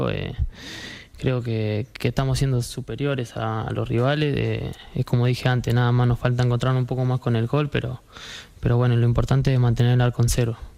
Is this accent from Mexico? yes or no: no; Argentina; moved away as an adult; now in Elche, Spain; Yo vine de Argentina, es otra cosa ya esto es Europa, el primer nivel y son un montón de cambios